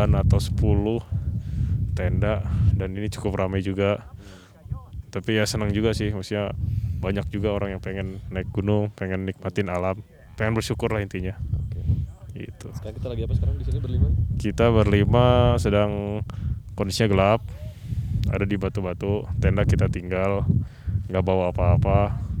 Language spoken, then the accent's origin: Indonesian; West Java, Indonesia; kita dari Jawa Barat